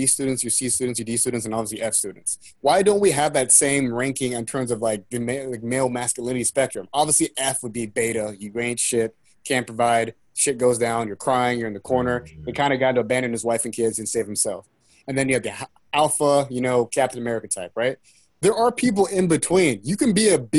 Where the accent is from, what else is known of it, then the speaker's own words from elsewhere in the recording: Seattle, Washington, United States; I was born in Seattle